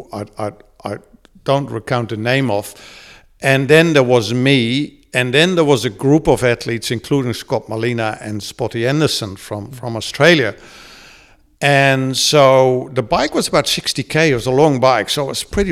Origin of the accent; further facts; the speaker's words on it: Netherlands; first language Dutch; English is a second language; moved away as an adult; now in New Zealand; growing up in Holland, you know, around the 60s and 70s